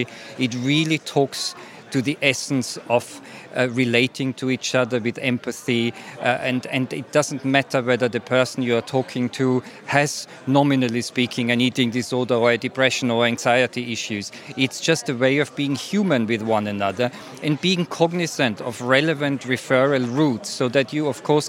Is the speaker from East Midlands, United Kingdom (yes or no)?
no; Sheffield, Yorkshire and the Humber, United Kingdom; I'm from Sheffield, actually, originally.